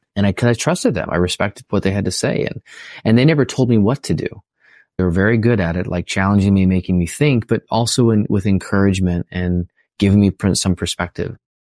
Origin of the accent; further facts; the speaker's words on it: California, United States; also born or lived in San Diego; I'm from California